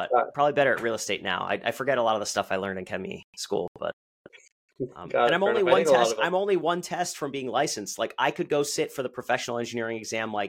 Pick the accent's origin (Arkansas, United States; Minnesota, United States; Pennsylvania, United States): Pennsylvania, United States; Allentown; my hometown